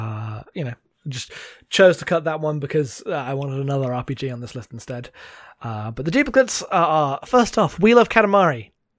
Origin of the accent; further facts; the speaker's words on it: United Kingdom; I'm British.